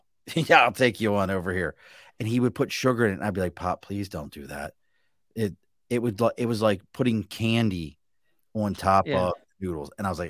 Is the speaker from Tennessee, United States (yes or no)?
no; Baltimore, Maryland, United States; See, I am a fish person, and we grew up in Baltimore.